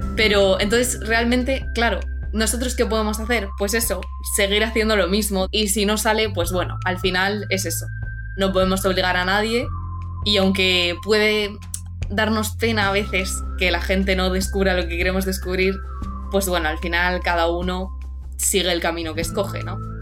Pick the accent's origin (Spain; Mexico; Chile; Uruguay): Spain; Cartagena, Region of Murcia; tengo 16 años y soy de Cartagena, de la región de Murcia.